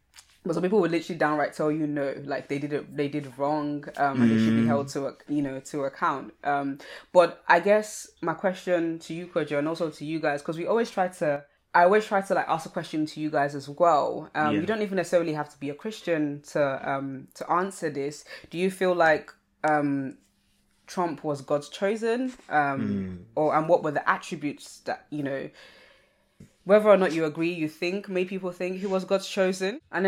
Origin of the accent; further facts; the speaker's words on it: Nigeria; because I'm Nigerian, when I think of stubbornness, I think of an image of a goat